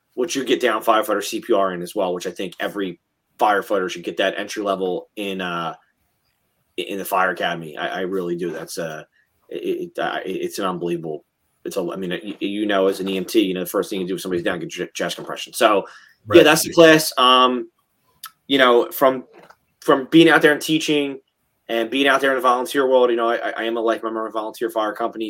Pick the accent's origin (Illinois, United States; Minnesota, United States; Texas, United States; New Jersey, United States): New Jersey, United States; we're from Jersey